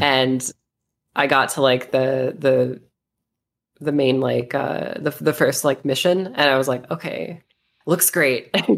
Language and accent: English; United States; now in Las Vegas, United States; I am American. I live in Vegas.